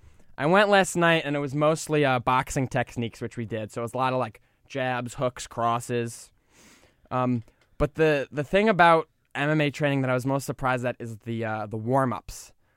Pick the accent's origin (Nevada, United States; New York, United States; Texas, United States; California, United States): New York, United States; We're all from New York.